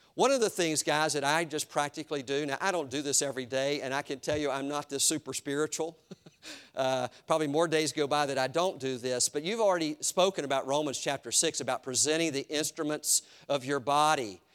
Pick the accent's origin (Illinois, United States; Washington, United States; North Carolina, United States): North Carolina, United States; Eastern; my house where I grew up in Eastern North Carolina